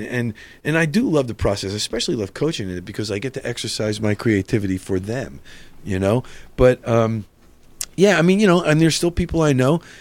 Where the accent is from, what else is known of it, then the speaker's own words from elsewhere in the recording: New Jersey, United States; I'm from North Jersey